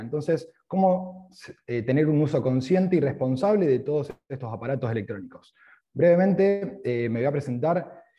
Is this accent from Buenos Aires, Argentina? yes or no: no; Rosario, Santa Fe, Argentina; also born or lived in Australia; Cuando llego aquí a Argentina, a Rosario, yo soy de Rosario